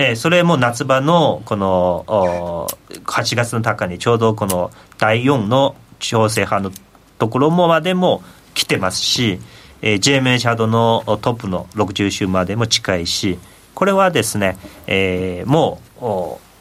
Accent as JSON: {"language": "Japanese", "country": "China", "moved": "yes", "lives_now": "Japan"}